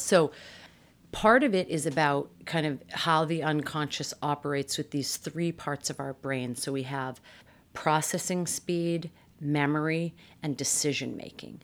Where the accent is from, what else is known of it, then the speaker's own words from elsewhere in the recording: Massachusetts, United States; I grew up in Massachusetts